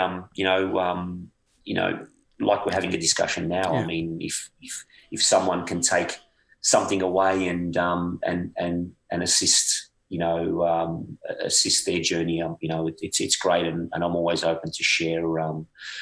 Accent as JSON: {"language": "English", "country": "Australia", "tie": "born or raised there", "moved": "as an adult", "said": "growing up in Australia"}